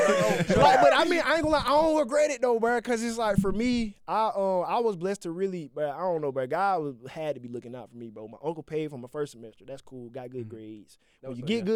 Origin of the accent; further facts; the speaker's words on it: Augusta, Georgia, United States; I'm from Augusta